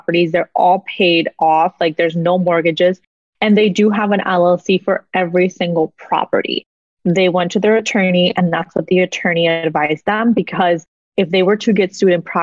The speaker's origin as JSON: {"language": "English", "country": "Mexico", "tie": "born or raised there", "moved": "yes", "lives_now": "United States", "said": "I was born in Mexico, born and raised in Mexico"}